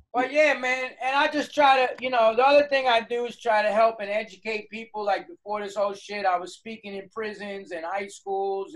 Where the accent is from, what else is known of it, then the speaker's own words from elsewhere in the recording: New York City, New York, United States; I'm a New Yorker